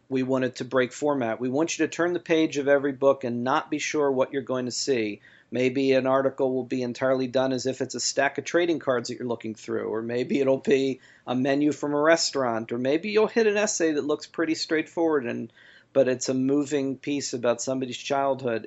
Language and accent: English; Baltimore, Maryland, United States; in Baltimore, in my hometown